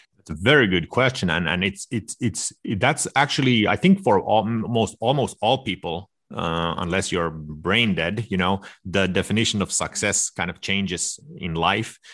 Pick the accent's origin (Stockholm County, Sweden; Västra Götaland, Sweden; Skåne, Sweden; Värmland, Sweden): Stockholm County, Sweden; suburb of Stockholm; moved away; I was raised in this suburb to Stockholm.